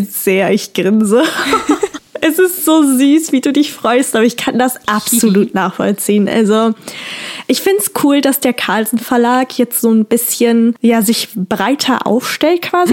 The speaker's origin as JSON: {"language": "German", "region": "Rhineland", "country": "Germany", "said": "bei uns im Rheinland"}